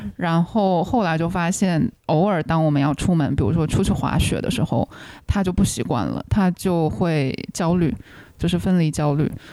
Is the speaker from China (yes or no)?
yes; China; also born or lived in Chicago; now in United States; 以前在大陆家里的时候，家里有养狗